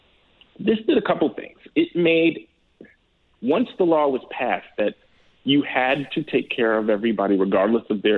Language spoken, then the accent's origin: English; Chicago, Illinois, United States; I grew up in Hyde Park. So for those who are familiar with Chicago, Hyde Park is on the south side.